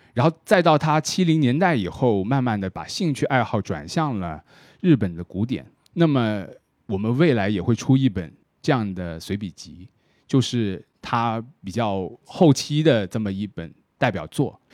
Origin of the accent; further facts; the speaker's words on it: Shenzhen, Guangdong, China; 以我作为一个深圳人来说